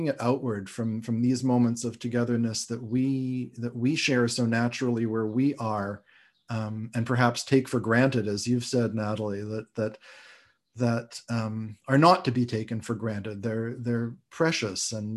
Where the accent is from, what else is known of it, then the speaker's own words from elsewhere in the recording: Canada; now in United States; as a Canadian